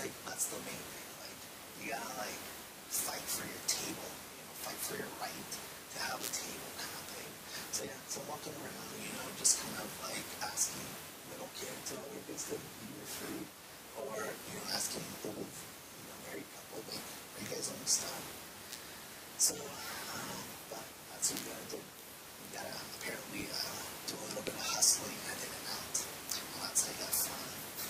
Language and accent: English; California, United States; moved away; also born or lived in Salt Lake City, Utah; I'm originally from California